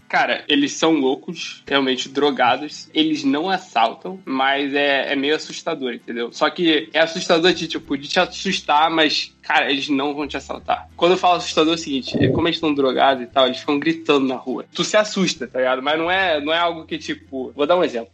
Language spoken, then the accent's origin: Portuguese; Rio de Janeiro, Brazil; moved away as an adult; now in San Francisco, United States; Eu sou do Rio, sou carioca e estudei também aqui no Rio